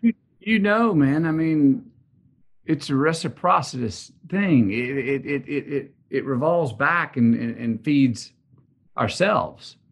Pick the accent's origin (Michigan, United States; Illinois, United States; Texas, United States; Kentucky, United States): Texas, United States; growing up in Texas